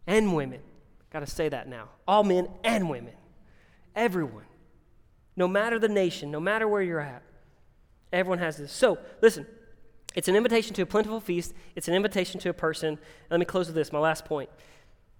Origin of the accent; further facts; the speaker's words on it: Winston-Salem, North Carolina, United States; moved away; I'm from Winston-Salem, North Carolina